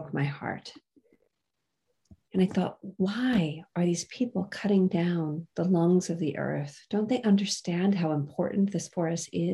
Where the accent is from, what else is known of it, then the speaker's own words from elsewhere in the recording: United States; I was raised in the United States